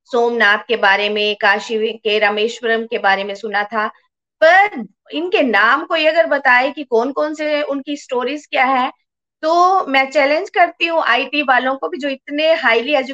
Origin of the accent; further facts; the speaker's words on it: Chamba, Himachal Pradesh, India; born there; मैं चंबा में पैदा हुई और मैं भी शिव जी को बहुत मानती हूँ